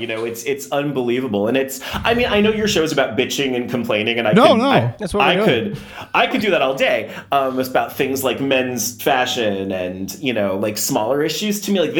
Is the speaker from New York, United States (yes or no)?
no; Colorado, United States; moved away; I grew up in Colorado.